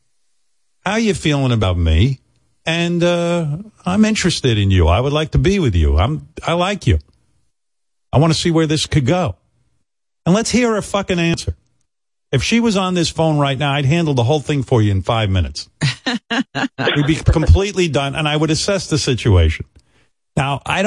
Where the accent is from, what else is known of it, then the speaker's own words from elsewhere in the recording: Rockville Centre, New York, United States; also born or lived in Roosevelt, New York; I moved from Roosevelt, Long Island to Rockville Center